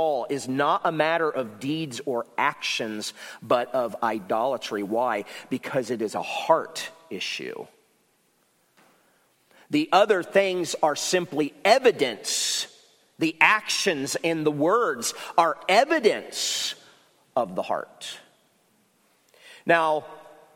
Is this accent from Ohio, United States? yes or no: yes; Ohio, United States; now in South Carolina, United States; I'm from Ohio